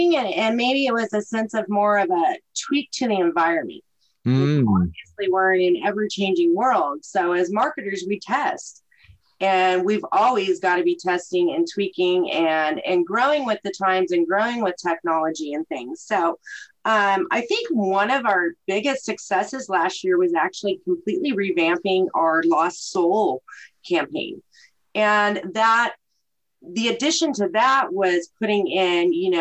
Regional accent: Sentinel, Oklahoma, United States; moved away; I'm originally from Sentinel, Oklahoma

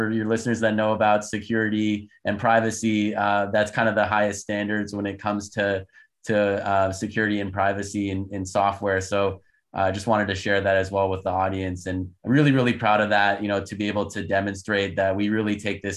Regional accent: Canada; moved away as an adult; also born or lived in United States; I'm actually Canadian, was born and raised in Canada. My parents are Turkish

